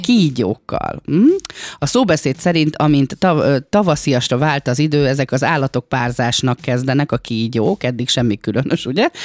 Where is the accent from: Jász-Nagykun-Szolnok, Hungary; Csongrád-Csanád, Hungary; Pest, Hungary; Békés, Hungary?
Békés, Hungary; Gyomaendrőd; én vidéki lány vagyok, én gyomendrődi lány vagyok, és nálunk az endrődi falu részen gyermekkoromban